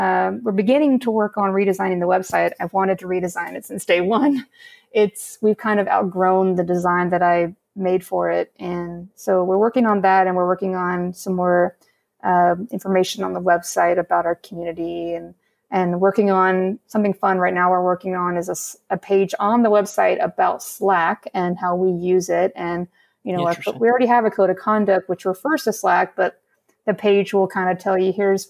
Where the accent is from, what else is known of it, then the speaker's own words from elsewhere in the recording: Alabama, United States; I grew up in Alabama.